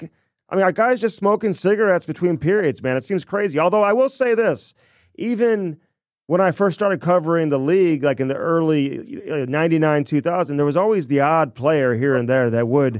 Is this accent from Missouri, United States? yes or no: yes; St. Louis, Missouri, United States; growing up in St. Louis